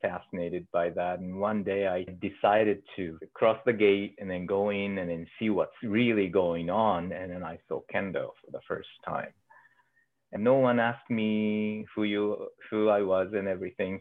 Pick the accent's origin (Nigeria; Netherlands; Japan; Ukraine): Japan; Inuyama, Aichi; moved away as an adult; also born or lived in Nagoya, Japan; now in Anchorage, United States; I was born in Nagoya and lived there for 6 years and then moved to Inuyama